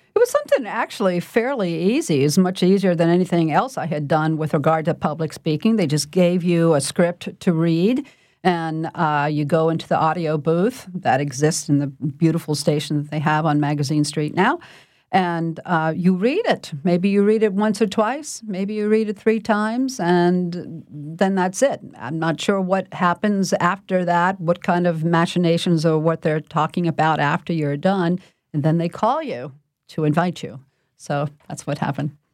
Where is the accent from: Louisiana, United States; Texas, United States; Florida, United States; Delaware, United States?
Louisiana, United States; New Orleans; I was born and raised in New Orleans by parents who were also born and raised in New Orleans